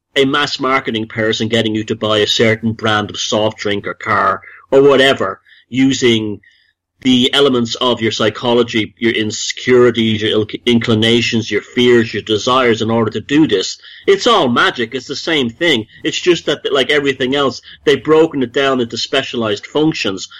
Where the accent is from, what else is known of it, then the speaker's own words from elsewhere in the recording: Dublin, Leinster, Ireland; moved away as an adult; also born or lived in United States; I grew up in Dublin